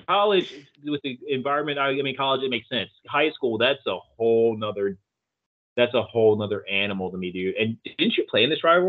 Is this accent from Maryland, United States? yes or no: yes; Maryland, United States; we grew up in Maryland